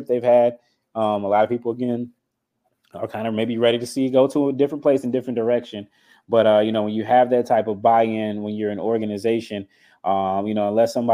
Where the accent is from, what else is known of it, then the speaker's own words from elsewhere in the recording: North Carolina, United States; I'm from North Carolina. I'm a North Carolina guy.